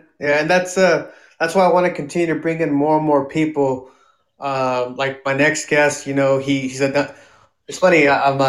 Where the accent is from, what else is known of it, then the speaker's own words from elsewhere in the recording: King City, California, United States; we also grew up in un rancho outside of King City.